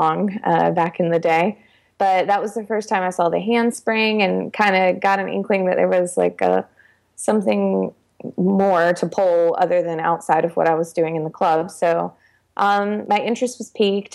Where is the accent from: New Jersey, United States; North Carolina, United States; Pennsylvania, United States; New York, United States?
North Carolina, United States; Charlotte; I grew up in the Charlotte area in North Carolina. So I've been here most of my life.